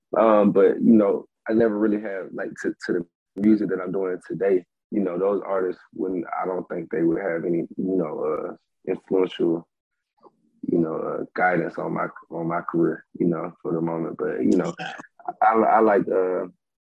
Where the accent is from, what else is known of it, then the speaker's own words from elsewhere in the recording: Stone Mountain, Georgia, United States; I'm from Stone Mountain, Georgia